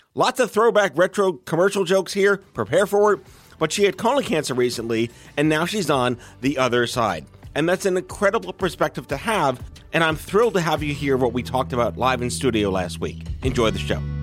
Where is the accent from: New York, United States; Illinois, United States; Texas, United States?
New York, United States; New York City; I grew up on on Staten Island